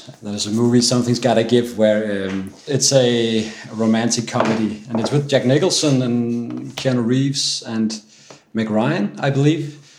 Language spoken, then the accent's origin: English; Denmark; English is a second language; from Denmark, and I'm at the Copenhagen University Hospital, Herlev and Gentofte.